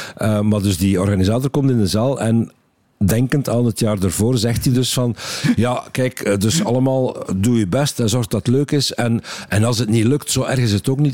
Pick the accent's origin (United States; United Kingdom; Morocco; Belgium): Belgium; West Flanders; accent: West Flemish dialect; ik ben West-Vlaming en in West-Vlaanderen hebben ze nogal uitgesproken dialect.